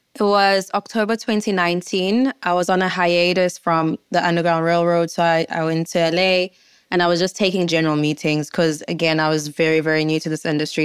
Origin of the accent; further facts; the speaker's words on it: South Africa; I, as a South African, had no clue about